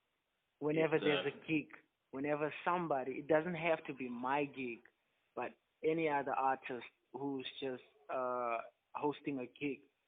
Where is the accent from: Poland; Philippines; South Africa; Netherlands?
South Africa; I'm from South Africa.